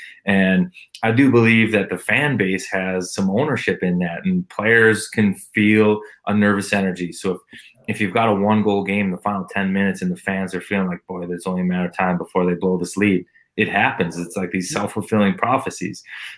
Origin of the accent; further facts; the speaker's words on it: Minnesota, United States; because I'm from Minnesota and that's where I finished playing.